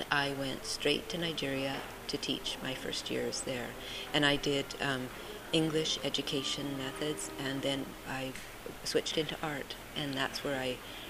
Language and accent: English; Richmond, British Columbia, Canada; also born or lived in Uganda / Ottawa / Costa Rica / Egypt; now in Salt Spring Island, Canada; I was raised in Richmond